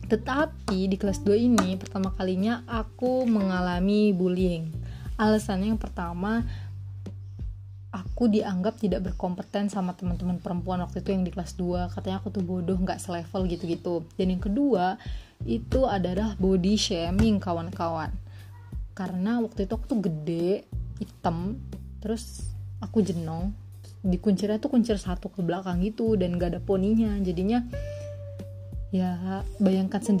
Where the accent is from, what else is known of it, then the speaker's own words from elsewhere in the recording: Subang, West Java, Indonesia; born there; Aku lahir di Subang 13 Januari 2001